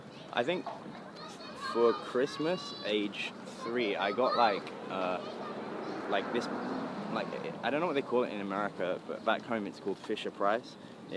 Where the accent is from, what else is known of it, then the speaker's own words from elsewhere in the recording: London, United Kingdom; I was born in West London in a place called Ealing. I spent 14 years there, and then I just sort of moved around because of touring